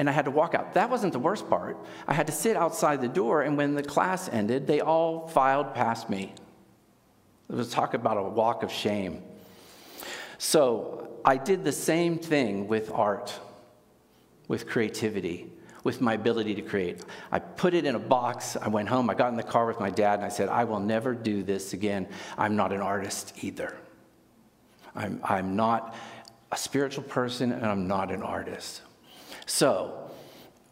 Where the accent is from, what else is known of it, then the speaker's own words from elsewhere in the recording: Pittsburgh, Pennsylvania, United States; I grew up in Pittsburgh